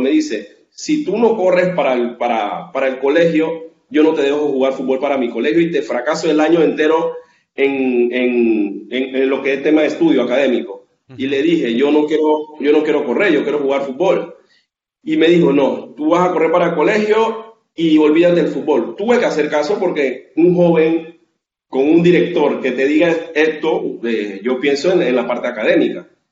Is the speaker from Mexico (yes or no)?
no; Colón, Panama; la ciudad de donde soy, de Colón